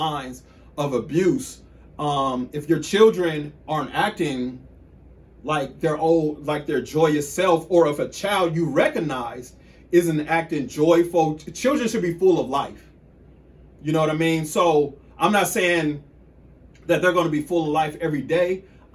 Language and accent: English; Killeen, Texas, United States; I'm from Killeen. I'm from Killeen, Texas.